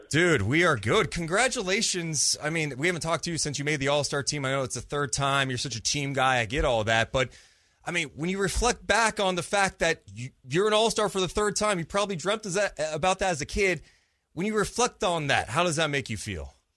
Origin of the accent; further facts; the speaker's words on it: Sacramento, California, United States; born and raised in Sacramento